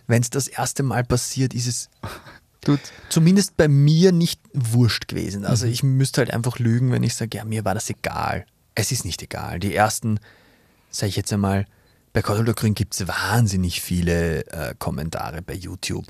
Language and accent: German; Vienna, Austria; moved away; Ich komme aus Wien, geboren, born and raised in Vienna, aus mhm. dem 23. Wiener Gemeindebezirk